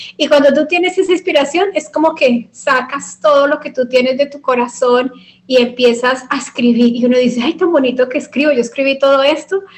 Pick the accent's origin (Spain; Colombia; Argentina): Colombia